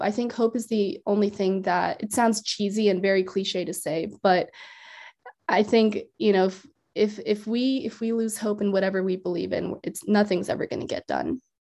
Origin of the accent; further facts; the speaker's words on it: Iowa, United States; also born or lived in India; I've been in Iowa for most of my life